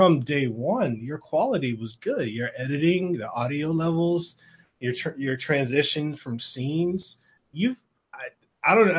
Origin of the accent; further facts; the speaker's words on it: Honolulu, Hawaii, United States; I'm from Honolulu